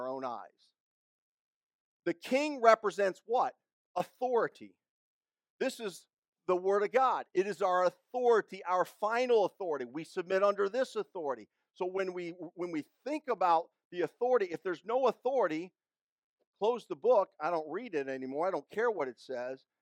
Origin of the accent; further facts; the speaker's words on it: Georgia, United States; I'm from Georgia.